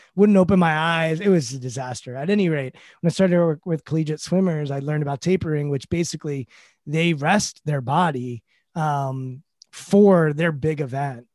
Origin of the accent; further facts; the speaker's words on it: Washington, District of Columbia, United States; I grew up in Washington, D C. We have a football team here. I grew up going to games